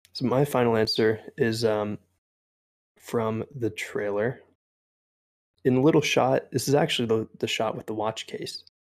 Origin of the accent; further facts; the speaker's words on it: East Coast, United States; I grew up on the East Coast